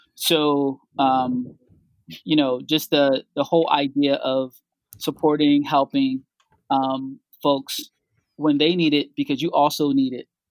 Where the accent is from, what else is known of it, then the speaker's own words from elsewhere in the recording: Philadelphia, Pennsylvania, United States; I grew up here in Philly, um, in the Logan section of Philadelphia